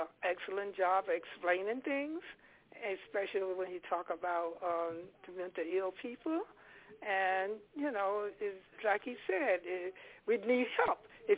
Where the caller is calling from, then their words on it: Delaware, United States; I'm calling from Delaware.